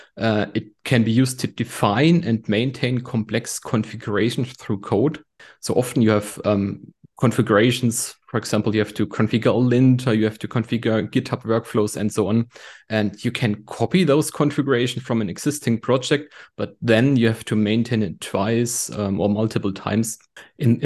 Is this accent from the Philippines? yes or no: no; Germany; I'm from Germany.